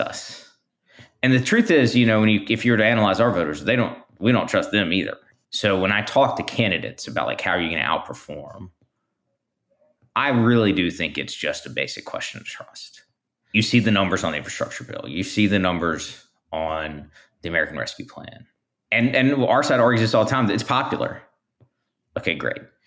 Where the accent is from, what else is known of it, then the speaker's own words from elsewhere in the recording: Montgomery, Alabama, United States; I grew up in South Alabama, Montgomery, to be specific